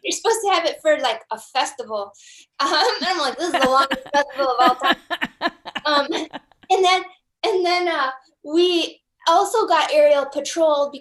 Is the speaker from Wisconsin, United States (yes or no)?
yes; Wisconsin, United States; also born or lived in Minnesota; now in Minneapolis, United States; I grew up in Wisconsin